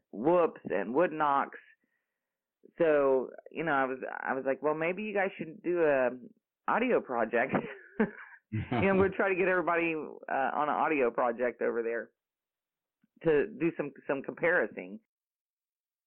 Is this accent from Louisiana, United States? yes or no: no; North Carolina, United States; born or raised there